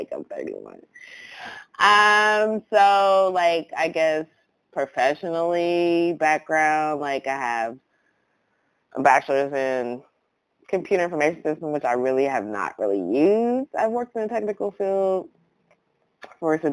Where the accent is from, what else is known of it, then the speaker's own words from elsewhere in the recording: Columbus, Ohio, United States; also born or lived in Atlanta, Georgia; now in Los Angeles, United States; I'm originally from Columbus, Ohio